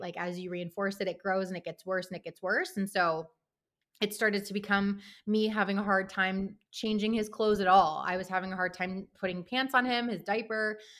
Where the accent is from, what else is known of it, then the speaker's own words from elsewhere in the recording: Pittsburgh, Pennsylvania, United States; moved away as an adult; also born or lived in Baltimore; now in Wisconsin, United States; I'm actually based in Wisconsin, um, but I'm originally from Pittsburgh